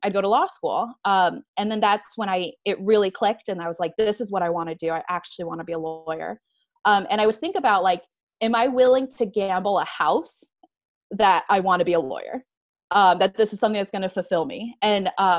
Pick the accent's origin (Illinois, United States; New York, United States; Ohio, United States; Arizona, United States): Arizona, United States; Tucson; also born or lived in Tempe, Arizona; Arizona native. I grew up in Tucson and then I moved up to Tempe to go to ASU and then never went back to Tucson